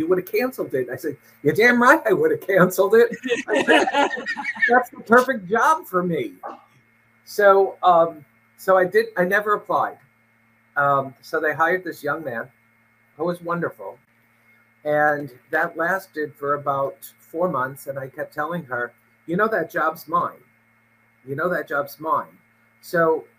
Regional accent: New York City, New York, United States; moved away as an adult; also born or lived in California; now in Connecticut, United States; I grew up in New York City in the Queens section and lived most of my life there until I was about 20, 21

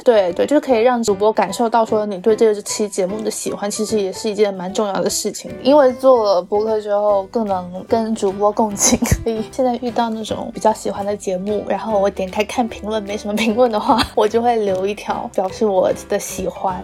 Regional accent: southern China, China; accent: southern accent; 我们两个就是会有很明显的南方的腔调

